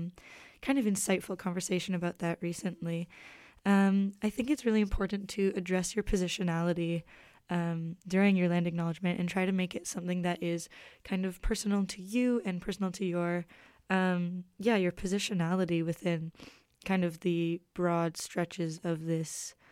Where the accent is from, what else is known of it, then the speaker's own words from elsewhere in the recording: Calgary, Alberta, Canada; I moved here from Calgary, which is Treaty 7 territory, and I am, you know, a white Canadian citizen.